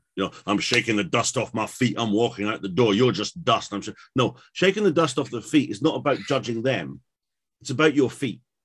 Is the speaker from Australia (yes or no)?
no; England, United Kingdom; I'm from England.